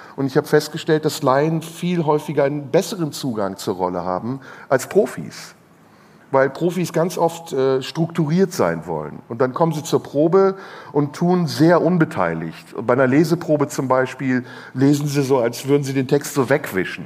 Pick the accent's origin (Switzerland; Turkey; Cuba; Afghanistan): Turkey; moved away; meine ehemaligen Landsleute, die Türken